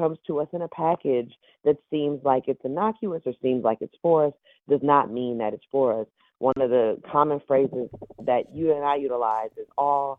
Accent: Oakland, California, United States; I grew up in East Oakland, but I have a home in West Oakland

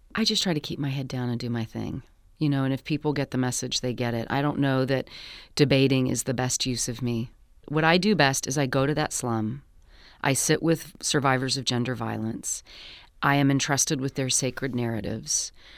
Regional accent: United States; I am American

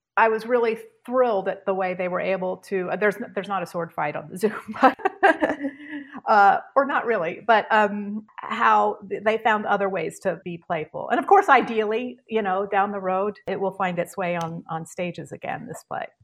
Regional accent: Charlottesville, Virginia, United States; moved away as an adult; also born or lived in New York; I grew up in Virginia, Charlottesville, Virginia

